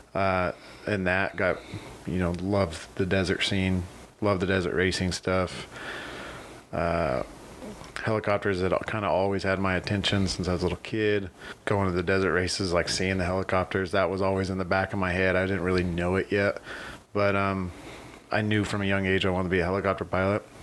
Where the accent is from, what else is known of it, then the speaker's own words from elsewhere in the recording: Needles, California, United States; also born or lived in Lake Havasu City, Arizona; I was born here in Havasu. Um, but I was raised in Needles